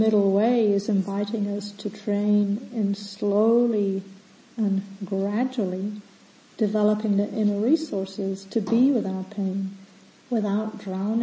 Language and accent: English; Scotland, United Kingdom; moved away; being a kid and growing up in Scotland at the time